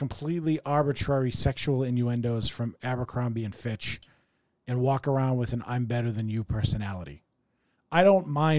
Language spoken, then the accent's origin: English; Wakefield, United States; even though we grew up in Wakefield and really could afford to not insult the poverty-stricken